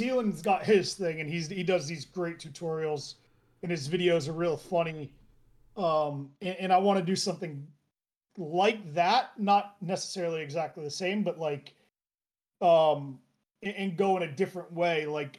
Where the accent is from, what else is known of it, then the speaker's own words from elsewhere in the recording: United States; especially as an American.